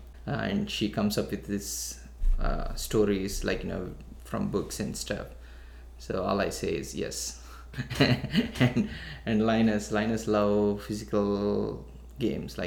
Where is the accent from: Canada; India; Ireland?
India; Vijayawada, Andhra Pradesh; born or raised there; moved away as an adult; now in United States